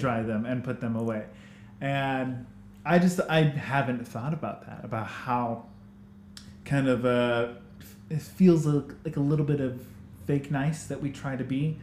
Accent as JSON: {"language": "English", "country": "United States", "accent": "American", "moved": "as an adult", "lives_now": "New Zealand", "said": "I was American, not just by my accent"}